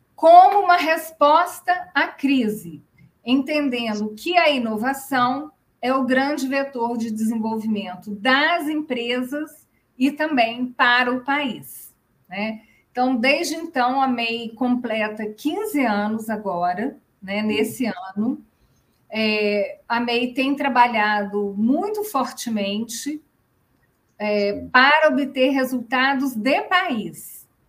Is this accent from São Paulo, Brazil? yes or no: no; Rio de Janeiro, Brazil; now in Brasília, Brazil; Eu nasci no Rio de Janeiro, mas minha família, minha mãe era baiana também